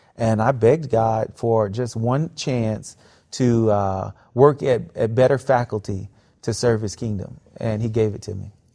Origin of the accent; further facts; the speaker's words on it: South Florida, United States; I grew up in South Florida